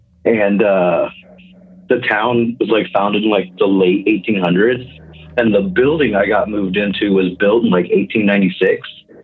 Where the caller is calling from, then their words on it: Kansas, United States; I'm calling from Kansas.